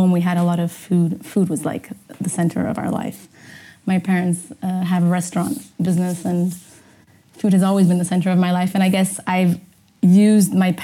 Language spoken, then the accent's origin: English; Portugal; also born or lived in Amsterdam, Netherlands; I was born in Amsterdam, and when I was only one, I moved with my parents, obviously, moved to Portugal